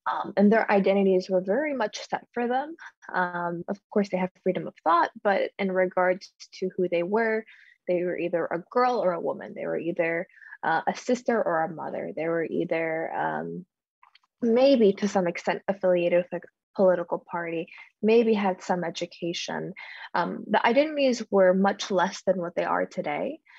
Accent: Nashville, Tennessee, United States; also born or lived in Guam / Salt Lake City; I am from Nashville, Tennessee. My family is uh, specifically from Amidi, and I go back and I travel there every couple years.

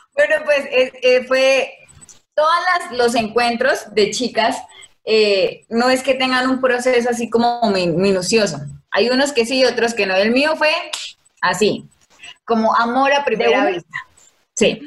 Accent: Yopal, Casanare, Colombia; Soy nacida y criada en Casanare, Yupal, Casanare

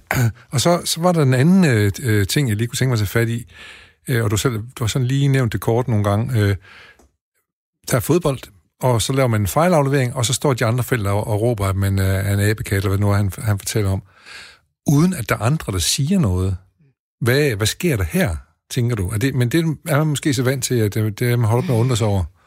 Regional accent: Denmark; vi som danskere

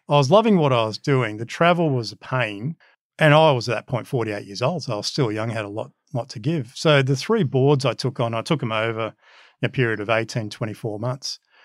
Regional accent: Wollongong, New South Wales, Australia; English is a second language; moved away as an adult; also born or lived in Bitola, North Macedonia; Grew up in Wollongong, so we came straight to Wollongong, and basically I lived there till mid to late twenties.

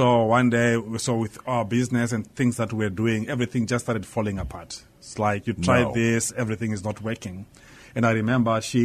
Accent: Gweru, Midlands, Zimbabwe; We come from Gweru, which is the third large city in Zimbabwe

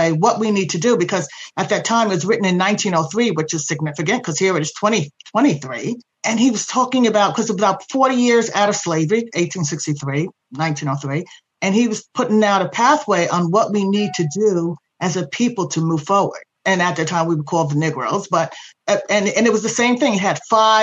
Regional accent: New York City, New York, United States; also born or lived in Laurelton, Queens; growing up in Astoria, Queens

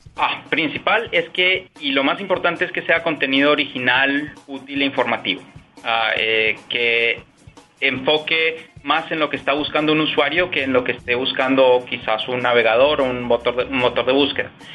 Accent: Peru; moved away as an adult; also born or lived in Washington, D.C., United States; now in Ireland; Yo me crié en el Perú

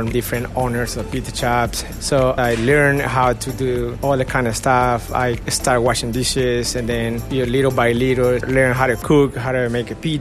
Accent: Guatemala; moved away; I'm from Guatemala

